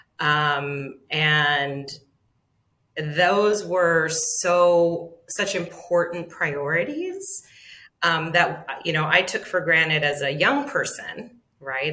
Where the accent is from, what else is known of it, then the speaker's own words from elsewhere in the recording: Aztlán, Southwest, United States; also born or lived in Arizona / California; I grew up in Aztlán. We are not immigrants on this land.